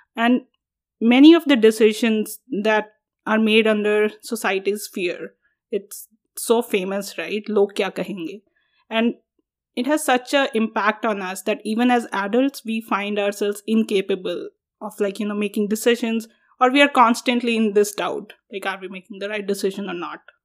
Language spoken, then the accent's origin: English; India; moved away as an adult; now in United States; When I go to India, I'm not Indian enough